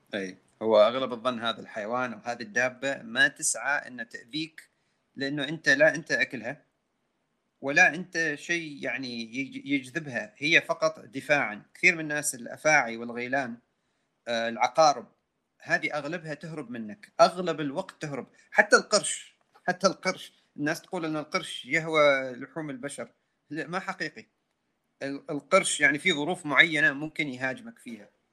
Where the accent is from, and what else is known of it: Oman